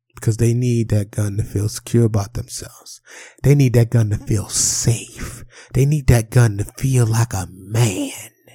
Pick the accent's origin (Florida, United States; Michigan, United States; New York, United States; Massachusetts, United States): New York, United States; New York City; Growing up in Harlem and the South Bronx in New York City